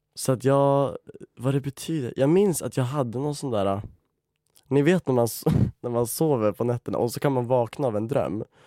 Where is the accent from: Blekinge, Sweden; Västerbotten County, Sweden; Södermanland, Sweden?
Västerbotten County, Sweden; Umeå; moved away as an adult; now in Stockholm, Sweden; Jag tog studenten i Umeå i våras. Jag älskar skådespeleri och det är också därför jag bor i Stockholm nu för att jag har flyttat ner från Umeå